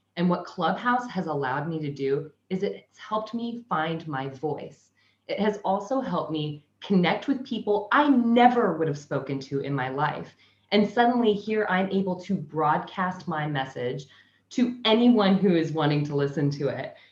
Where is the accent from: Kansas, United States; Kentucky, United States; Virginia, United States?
Kansas, United States; now in Sunshine Coast, Australia; I'm originally from Kansas, but I currently live in Sunshine Coast, Australia.